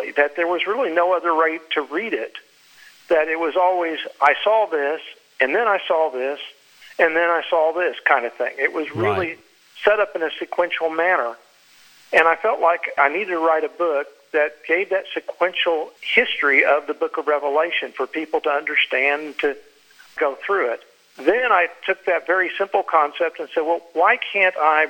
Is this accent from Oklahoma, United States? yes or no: yes; Oklahoma City, Oklahoma, United States; also born or lived in Texas; now in Florida, United States; I grew up in Oklahoma City, not very far from where you're located